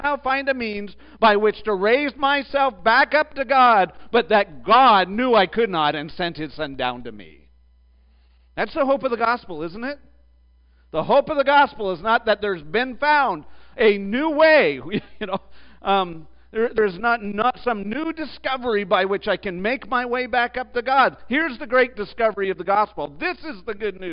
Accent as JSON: {"language": "English", "country": "Canada", "tie": "born or raised there", "said": "I grew up in the southernmost part of Canada, so that was fair. But then I moved north. I moved 1,000 miles north"}